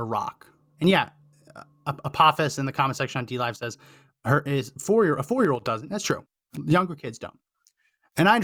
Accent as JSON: {"language": "English", "country": "United States", "said": "As an American"}